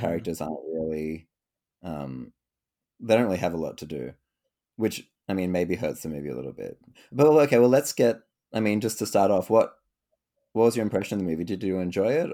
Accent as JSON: {"language": "English", "town": "Sydney", "region": "New South Wales", "country": "Australia", "said": "I'm from Sydney, um, Canada, no, uh, Sydney, Australia"}